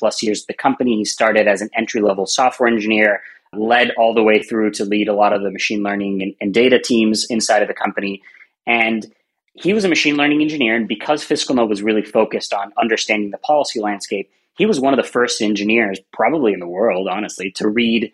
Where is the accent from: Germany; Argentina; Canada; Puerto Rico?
Puerto Rico; moved away; I'm originally from Puerto Rico, so we use both of our last names